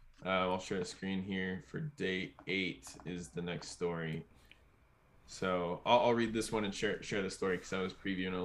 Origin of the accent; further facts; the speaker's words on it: Minnesota, United States; I'm selling books door to door for my internship. I'm from Minnesota.